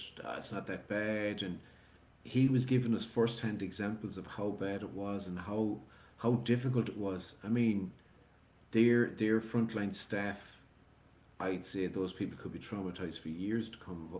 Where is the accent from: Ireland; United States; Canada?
Ireland; Galway, Connacht; we spent the first few years growing up there in the city centre